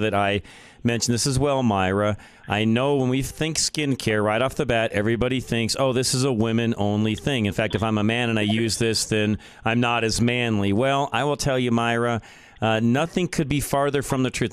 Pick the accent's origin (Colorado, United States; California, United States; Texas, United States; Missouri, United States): Colorado, United States; Boulder; moved away; It's where I was born. It's where I grew up. I still have uh, businesses there, property, and so on. I don't live there any longer, but I grew up in Boulder, Colorado